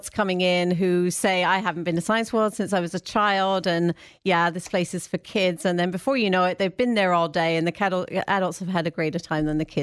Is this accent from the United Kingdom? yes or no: yes; England, United Kingdom; moved away; No, I'm originally from England, but I've been here a long time, so my accent is a little bit strange. It comes. I can hear it comes in and out.